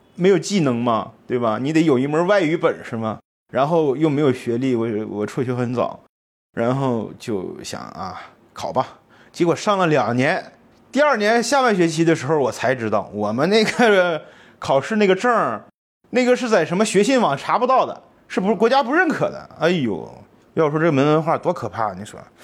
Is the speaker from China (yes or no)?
yes; Heilongjiang, China; moved away as an adult; also born or lived in Changchun / Shanghai / Suifenhe / Harbin; 我是东北人，我是生在黑龙江的。然后呢，长春上海，然后绥芬河，在口岸待着